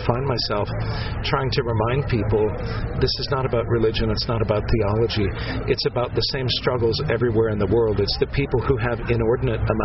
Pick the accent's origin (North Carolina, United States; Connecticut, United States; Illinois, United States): Illinois, United States; outside of Chicago; moved away; also born or lived in Cleveland / Seattle; I've lived all over, but I was raised in outside of Chicago.